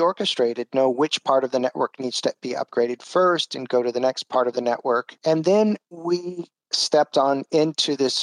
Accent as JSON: {"language": "English", "town": "San Diego", "region": "California", "country": "United States", "also_born_or_lived": "Brazil", "moved": "as an adult", "said": "I'm originally from San Diego, California."}